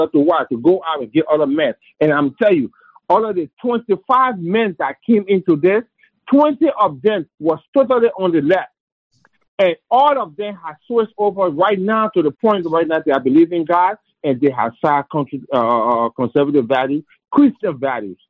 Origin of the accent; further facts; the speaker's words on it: Liberia; moved away; from where I came from Africa, from Liberia